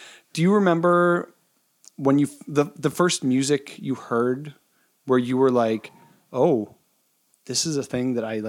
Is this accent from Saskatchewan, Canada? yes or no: yes; Saskatchewan, Canada; moved away as an adult; I mean, like growing up, I grew up in Saskatchewan.